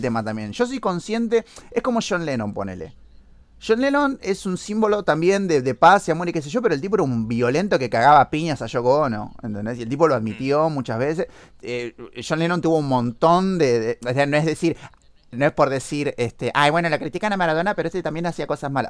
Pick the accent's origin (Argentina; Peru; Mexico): Argentina; somos argentinos